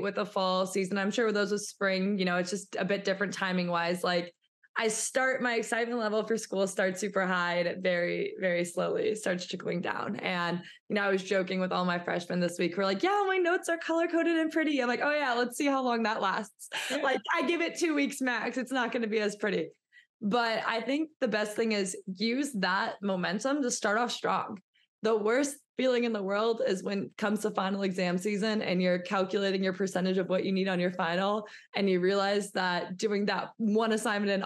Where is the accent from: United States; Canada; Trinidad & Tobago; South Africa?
United States; St. Charles, Missouri; moved away as an adult; also born or lived in Iowa; I am from St. Charles, Missouri.